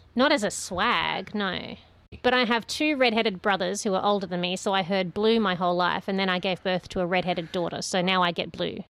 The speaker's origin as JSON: {"language": "English", "region": "Queensland", "country": "Australia", "tie": "born or raised there", "also_born_or_lived": "New South Wales", "said": "I've lived most of my life in Queensland and some of it in New South Wales."}